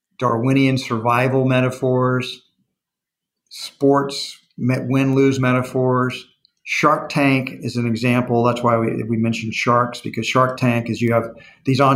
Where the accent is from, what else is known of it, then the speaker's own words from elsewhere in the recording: Texas, United States; I'm a Texan